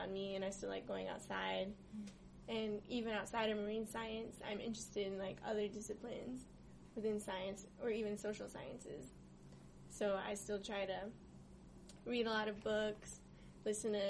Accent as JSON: {"language": "English", "region": "Texas", "country": "United States", "tie": "born or raised there", "moved": "as an adult", "lives_now": "San Diego, United States", "said": "playing in the woods near my childhood home, and visiting the beach since I'm from Texas"}